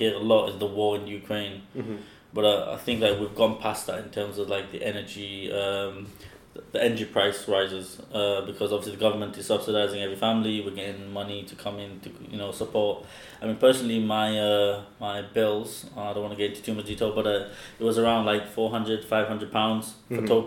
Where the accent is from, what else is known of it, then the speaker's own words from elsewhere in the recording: near Sheffield, Yorkshire and the Humber, United Kingdom; I'm from up north. Near Sheffield